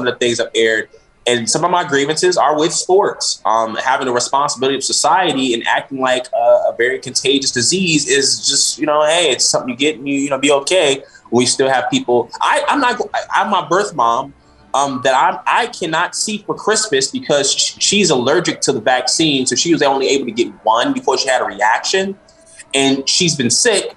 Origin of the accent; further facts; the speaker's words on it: Chicago, Illinois, United States; I'm from Chicago